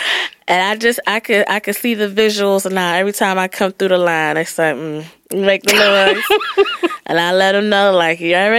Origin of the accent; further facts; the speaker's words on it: United States; I grew up in the Linwood area. So, you know, historically Black area.